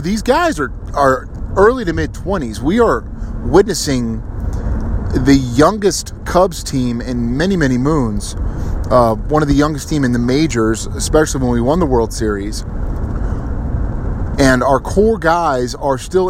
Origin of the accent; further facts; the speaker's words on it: Kansas City, United States; I'm from Kansas City